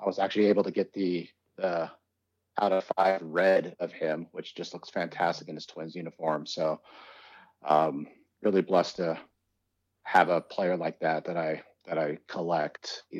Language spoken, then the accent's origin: English; Idaho, and Washington State, Pacific Northwest, United States; even though we're from the Pacific Northwest, Idaho, and Washington State.